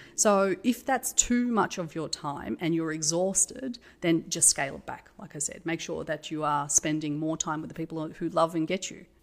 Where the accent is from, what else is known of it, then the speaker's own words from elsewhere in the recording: Australia; I'm Australian.